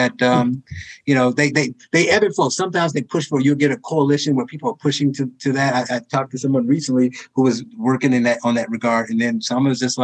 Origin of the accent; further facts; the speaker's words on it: Gary, Indiana, United States; my hometown of Gary